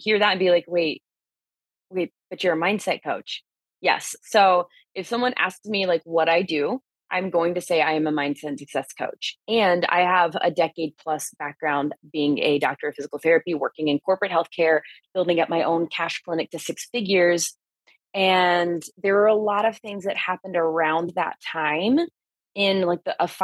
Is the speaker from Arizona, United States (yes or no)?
no; South Carolina, United States; moved away; my medical license went through in my home state of South Carolina